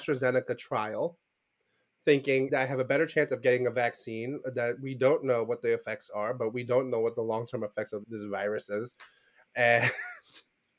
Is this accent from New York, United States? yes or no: yes; New York City, New York, United States; I was born and raised in Brooklyn